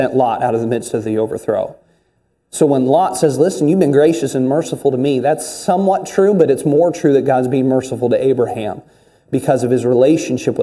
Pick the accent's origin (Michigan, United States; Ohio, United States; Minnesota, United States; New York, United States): Ohio, United States; Northeast; now in Vancouver area, Canada; I'm from Northeast Ohio.